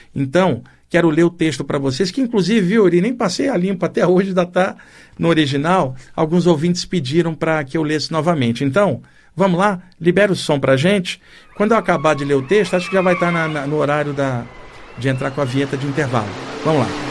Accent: Brazil; Deus me colocou aqui como brasileiro

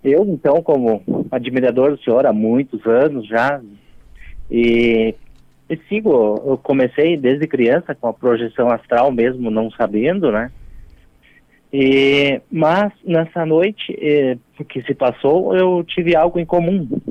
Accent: Rio Grande do Sul, Brazil; eu sou do Rio Grande do Sul e oh. atualmente na Serra Gaúcha

